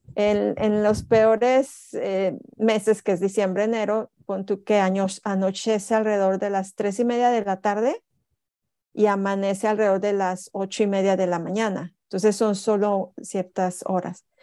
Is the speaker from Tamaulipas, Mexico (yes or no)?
yes; Tampico, Tamaulipas, Mexico; moved away as an adult; now in Jönköping, Sweden; yo vengo de Tampico, Tamaulipas, una ciudad donde hace muchísimo calor.